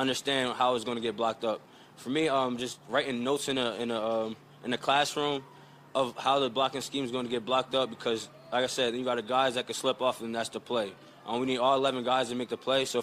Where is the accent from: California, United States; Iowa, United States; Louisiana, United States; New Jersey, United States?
New Jersey, United States; moved away; I'm from Jersey, so you know we known for dancing. Yeah, I know we known for dancing in Jersey